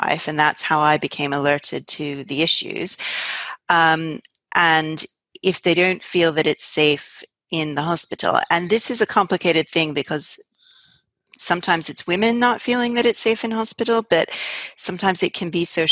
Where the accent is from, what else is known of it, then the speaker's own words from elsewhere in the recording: United States; now in United Kingdom; I'm actually American